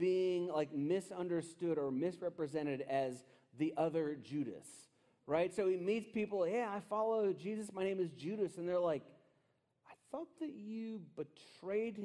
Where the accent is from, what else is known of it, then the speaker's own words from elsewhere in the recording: West Virginia, United States; it's West Virginia. We are our own state